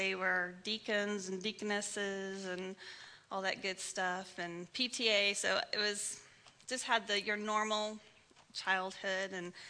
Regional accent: Monterey, California, United States; now in Oregon, United States; I was born in Monterey, California, and I grew up there, lived there, and obviously until I moved to Oregon.

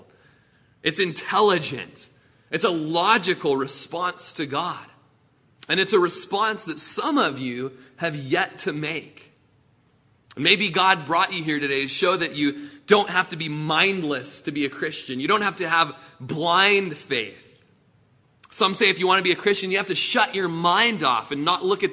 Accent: Klamath Falls, Oregon, United States; I was born in Klamath Falls and raised in Klamath Falls

